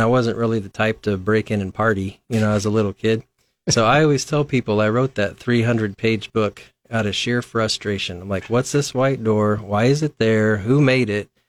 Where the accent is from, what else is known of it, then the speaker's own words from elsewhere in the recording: Lincoln, Nebraska, United States; I'm, I'm from Lincoln originally. Um, I grew up out by Capitol Beach, by Lakeview School.